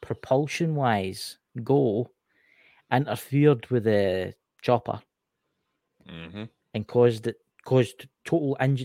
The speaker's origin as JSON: {"language": "English", "region": "Scotland", "country": "United Kingdom", "said": "I'm Scotland. I'm from Scotland, obviously. Tell my accent"}